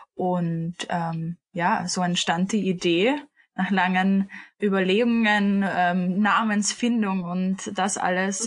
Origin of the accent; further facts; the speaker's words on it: Vienna, Austria; ich bin 25 und bin aus Wien beziehungsweise wohne auch in Wien